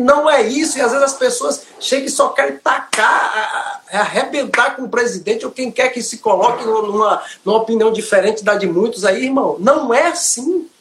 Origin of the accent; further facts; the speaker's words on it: Aporá, Bahia, Brazil; sou da Bahia, Aporá, Bahia